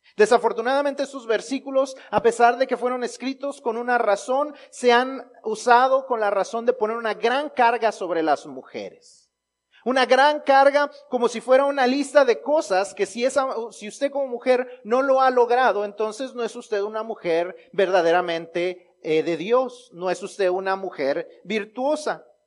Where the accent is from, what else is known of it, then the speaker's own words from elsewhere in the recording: Mexico; los mexicanos, aún en los chistes, los usamos para honrar a las mamás